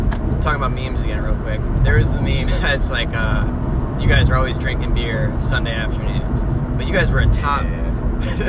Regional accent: Cleveland, Ohio, United States; moved away as an adult; also born or lived in Boston area; I'm from the Cleveland area

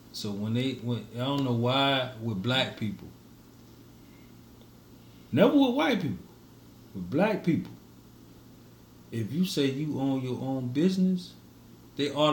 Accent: Miami, Florida, United States; Yeah, I'm from I'm from Miami.

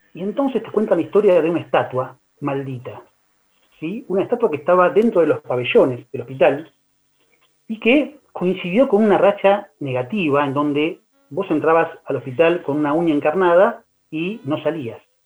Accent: Buenos Aires, Argentina; somos los porteños

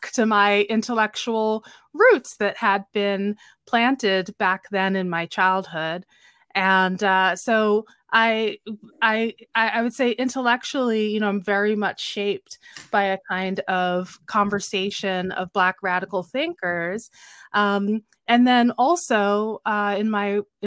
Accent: Philadelphia, Pennsylvania, United States; I grew up in Philadelphia, and my father, my parents are both immigrants from Guyana

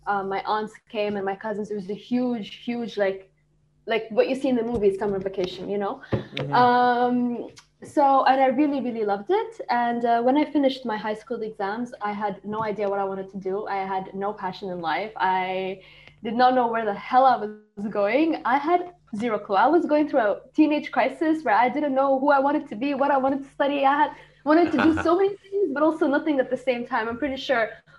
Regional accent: Riyadh, Riyadh Province, Saudi Arabia; first language Arabic; English is a second language; moved away as an adult; now in Zagreb, Croatia; I was born and raised in Saudi Arabia until I moved here to Zagreb 2018

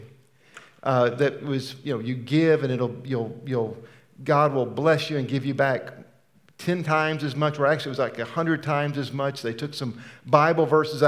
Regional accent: United States

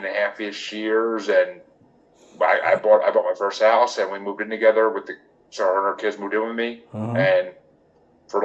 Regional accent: Kingston, New York, United States; I grew up in Kingston, which is about 2 hours north of the city

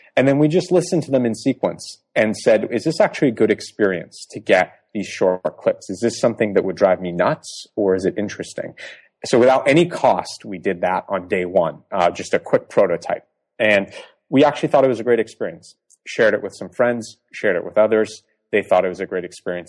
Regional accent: Boston, Massachusetts, United States; accent: American; also born or lived in Iran; I grew up mostly in the Northeast in suburban Boston most of my life.

